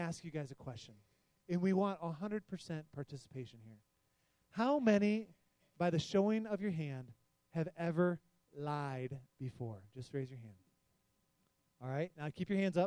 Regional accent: Detroit, Michigan, United States; We're in Michigan. I grew up in the Detroit area.

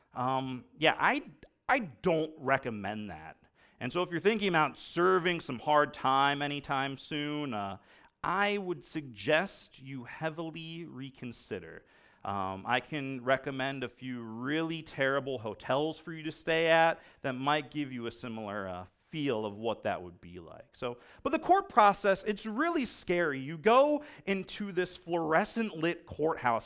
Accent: United States; I'm an American

